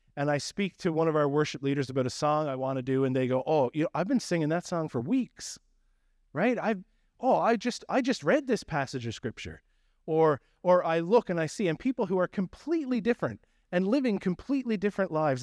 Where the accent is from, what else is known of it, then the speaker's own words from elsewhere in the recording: Newfoundland and Labrador, Canada; accent: Newfie; moved away; my Newfie accent